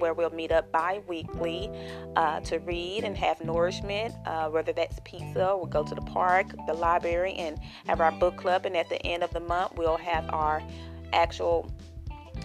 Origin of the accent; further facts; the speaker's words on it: Chattanooga, Tennessee, United States; I'm originally from Chattanooga, Tennessee